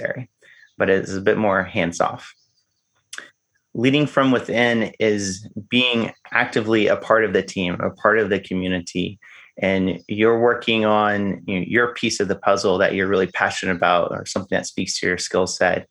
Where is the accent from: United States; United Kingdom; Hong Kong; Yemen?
United States; the South, Arkansas; I grew up in the South. And in the South, we have boy state and girl state